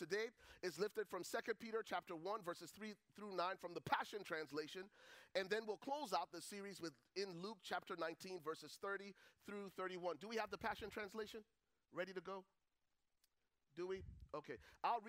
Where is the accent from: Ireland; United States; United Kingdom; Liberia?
Liberia; Buchanan, Grand Bassa County; moved away; I'm originally from Liberia. Grew up in the second largest city at the time, called Buchanan